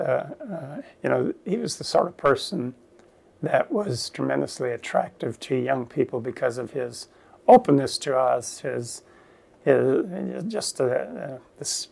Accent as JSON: {"language": "English", "town": "Virgil", "region": "Ontario", "country": "Canada", "tie": "born or raised there", "said": "the church that I grew up in Ontario, in Virgil"}